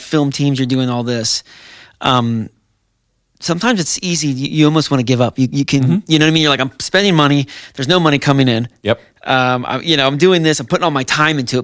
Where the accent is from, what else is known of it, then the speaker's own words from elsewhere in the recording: New Jersey, United States; I'm from New Jersey